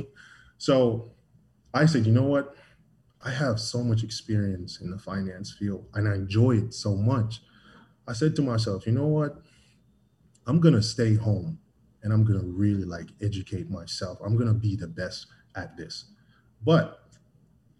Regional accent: Jamaica; Born and raised in Jamaica.

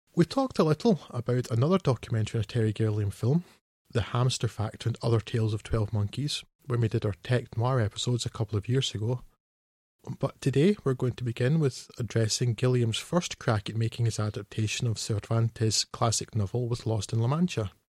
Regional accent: Scotland, United Kingdom; I'm a Scot, so that's the Scot with the one T.

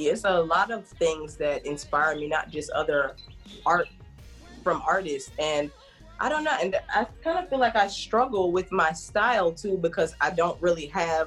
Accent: Jamaica; we're Jamaican, we kill goats. This is normal for us.

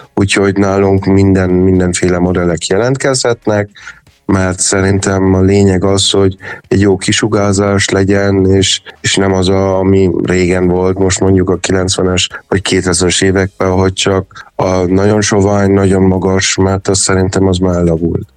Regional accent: Hungary; moved away; also born or lived in Germany; mindig vissza akartam jönni Magyarországon, meg mégis itt születtem, és ez az otthonom, és azért jöttem haza

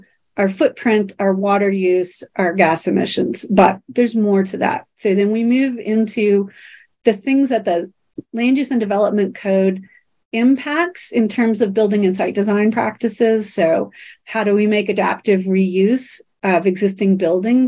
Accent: Kansas City, United States; I grew up in Kansas City and went to school at KU

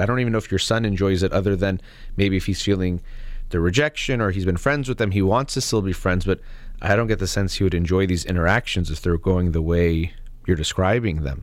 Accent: United States; myself as an American

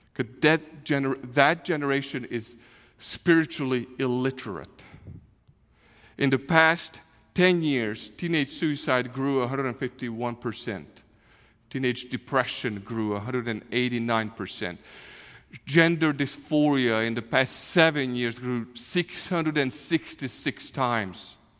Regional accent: Hungary; English is a second language; moved away as an adult; now in Kansas City, United States; we are from Hungary. Uh, we grew up there. I was fifty years old when six, six and a half years ago the Lord called us to, to come to the U S

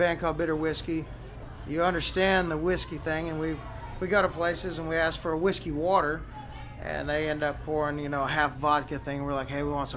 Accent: East Texas, United States; now in Austin, United States; I'm originally from East Texas.

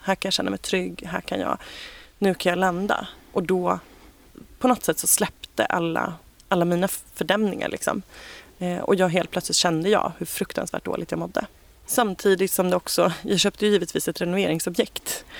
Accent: Ekerö, Stockholm County, Sweden; also born or lived in Bromma / Kungsholmen; Jag är född och uppvuxen ute på Ekerö eh, som ligger precis utanför Stockholm

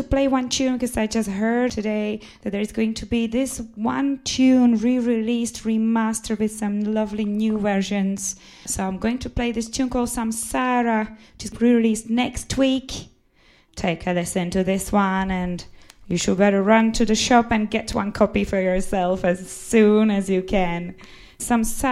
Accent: Czechia; my home country, from the Czech Republic

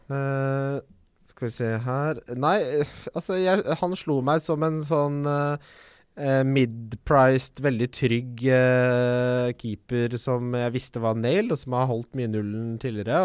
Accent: Ski, Akershus, Norway; now in Oslo, Norway; Jeg vokste opp i Ski

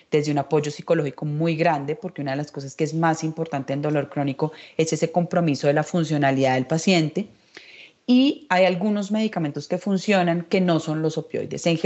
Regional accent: Mexico; now in Bogotá, Colombia; Hace seis años cuando yo llegué de México

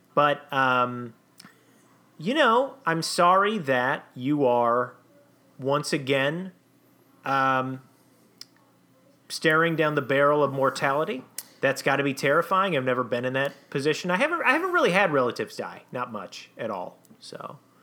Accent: Saint Anthony, Minnesota, United States; my hometown of Saint Anthony, Minnesota

